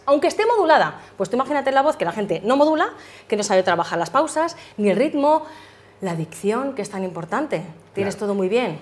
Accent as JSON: {"language": "Spanish", "town": "Madrid", "region": "Community of Madrid", "country": "Spain", "tie": "born or raised there", "also_born_or_lived": "United States", "said": "yo nací en Madrid, la verdad que llevo muchos años, me encanta Madrid."}